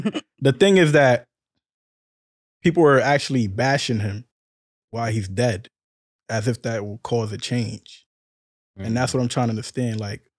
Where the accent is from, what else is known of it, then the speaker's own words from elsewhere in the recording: Côte d’Ivoire; I'm from Ivory Coast.